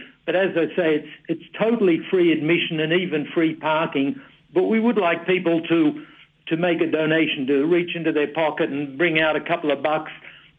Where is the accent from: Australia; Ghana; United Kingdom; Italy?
Australia; now in Phoenix, United States; actually, I'm Australian